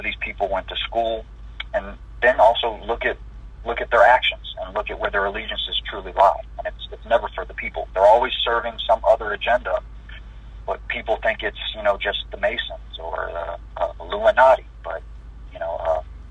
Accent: United States; me being American

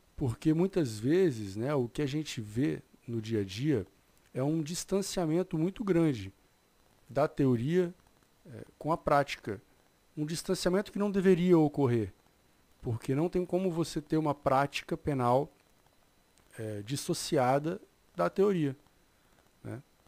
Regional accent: Espírito Santo, Brazil; eu sou do Espírito Santo

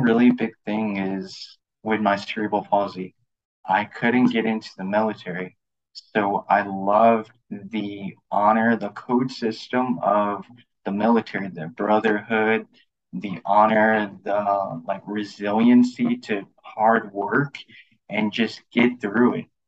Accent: Lafayette, Louisiana, United States; moved away as an adult; also born or lived in California; my background is I'm from Lafayette, Louisiana

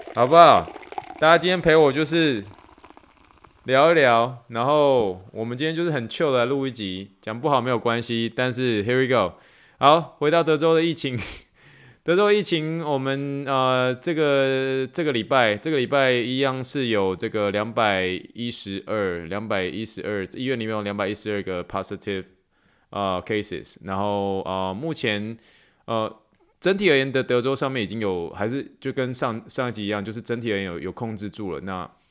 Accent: Taiwan; also born or lived in Pittsburgh, United States / New York, United States; now in Houston, United States; 我是从台湾来的，然后，呃，我从匹兹堡念书，去纽约，呃，职业三年之后，然后三年前搬来到休斯顿

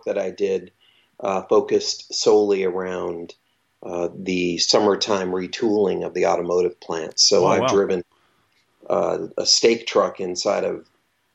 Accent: Michigan, United States; moved away; I grew up in Michigan, and we lived on the west side of the state

